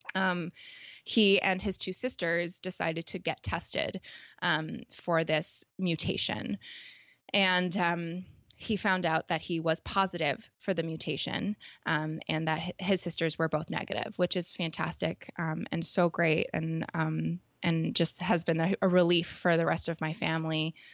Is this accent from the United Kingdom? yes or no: no; Toronto, Ontario, Canada; I'm from Canada, um, specifically, like, grew up in Toronto.